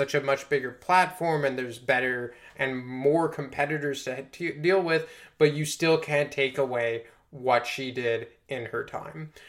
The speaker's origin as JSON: {"language": "English", "town": "Montreal", "region": "Quebec", "country": "Canada", "tie": "born or raised there", "said": "in Montreal, actually, in my hometown"}